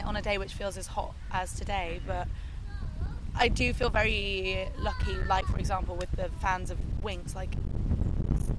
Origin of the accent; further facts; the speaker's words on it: London, United Kingdom; I was in like southwest London